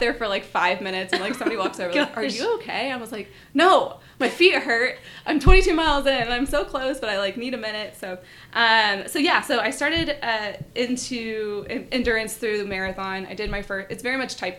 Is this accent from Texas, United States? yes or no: yes; Arlington, Texas, United States; also born or lived in California; now in Austin, United States; I was actually born in California, grew up in Arlington, which is right in between Dallas and Fort Worth